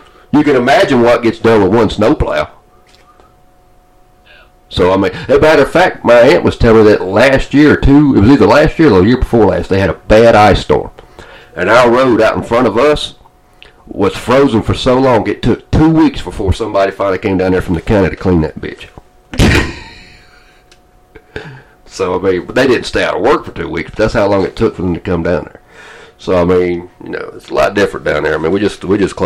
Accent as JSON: {"language": "English", "town": "Atlanta", "region": "Georgia", "country": "United States", "moved": "yes", "said": "I didn't like winter in Georgia."}